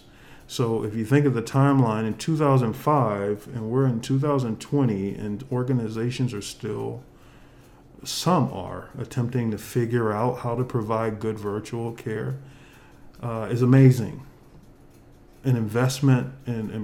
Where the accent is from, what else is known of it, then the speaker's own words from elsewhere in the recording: Florida, United States; moved away; my days of growing up in Florida